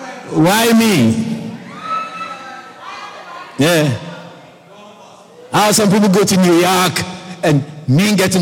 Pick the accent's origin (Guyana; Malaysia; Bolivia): Guyana; So I told myself, I'm not Ghanaian. I'm Guyanese. Guyanese, Guyana, we don't give money to people when they die.